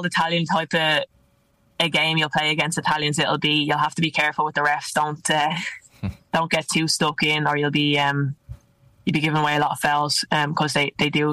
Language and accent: English; Ireland; also born or lived in Italy; now in London, United Kingdom; us Irish